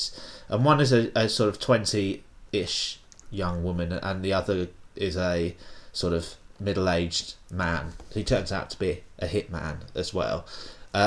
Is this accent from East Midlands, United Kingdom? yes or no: no; Folkestone, South East England, United Kingdom; my hometown of Folkestone